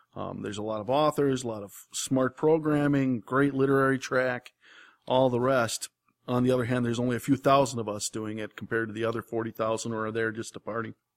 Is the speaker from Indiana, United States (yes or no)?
no; Wisconsin, United States; I grew up in Wisconsin